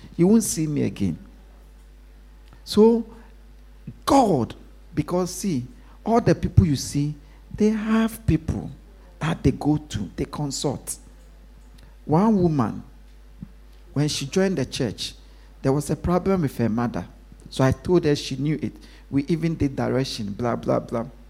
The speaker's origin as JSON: {"language": "English", "country": "Ghana", "tie": "born or raised there", "moved": "yes", "said": "when I was growing up in Ghana"}